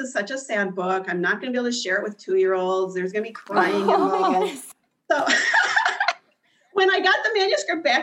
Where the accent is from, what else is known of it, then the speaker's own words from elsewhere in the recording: Midwest, United States; I'm from the Midwest.